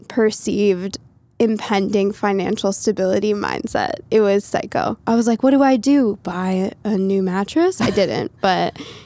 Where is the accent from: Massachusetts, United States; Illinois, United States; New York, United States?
Massachusetts, United States; southern; I grew up in southern Massachusetts, like halfway between Boston and Providence.